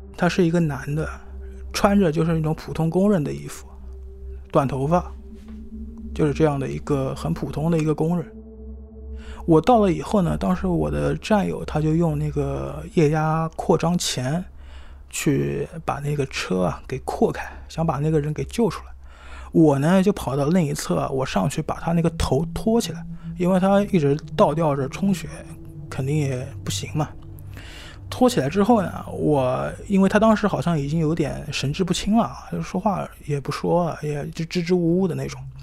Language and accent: Chinese; Shanghai, China; 今年三十二岁，我是在上海出生长大的